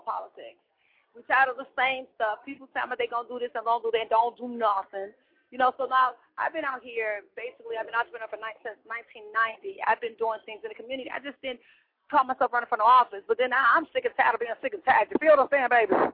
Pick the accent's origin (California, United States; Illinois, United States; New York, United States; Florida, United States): Illinois, United States; Chicago; I'm from Chicago